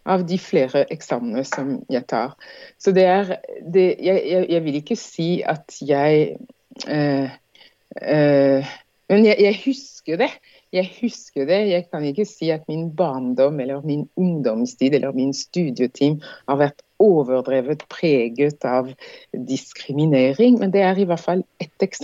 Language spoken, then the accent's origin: Norwegian; Martinique; Norwegian is a second language; moved away as an adult; also born or lived in France; now in Norway